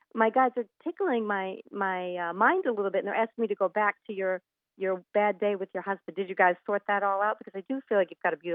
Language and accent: English; Port Jefferson, New York, United States; a little shop in my hometown called Envision Crystal